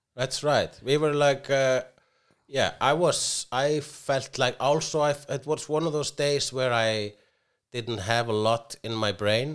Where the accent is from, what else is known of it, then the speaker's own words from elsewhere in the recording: Iceland; I am Icelandic